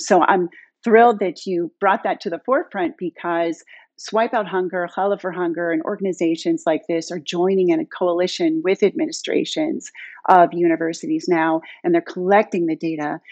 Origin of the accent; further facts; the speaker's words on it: Pittsburgh, Pennsylvania, United States; moved away as an adult; now in Palo Alto, United States; I'm a Pittsburgh girl, born and raised in Squirrel Hill